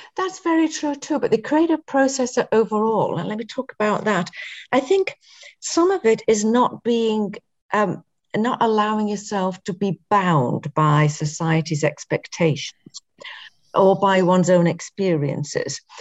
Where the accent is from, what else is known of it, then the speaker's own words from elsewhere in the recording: England, United Kingdom; growing up in England